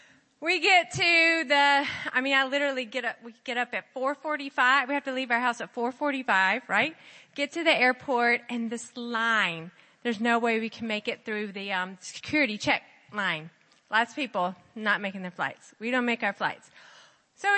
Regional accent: California, United States; So I'm from Orange County.

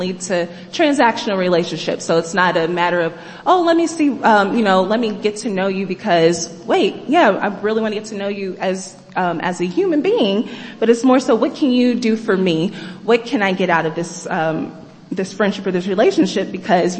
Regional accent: Kansas, United States; moved away as an adult; I'm from the Midwest. I'm from Kansas.

